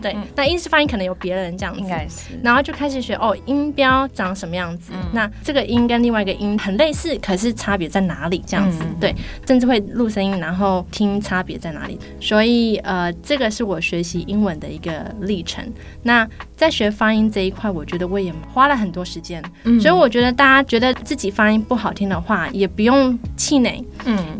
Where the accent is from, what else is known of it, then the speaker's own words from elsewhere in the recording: Taiwan; 就是土生土长，就人家说的 born and raised in Taiwan 的那种老师。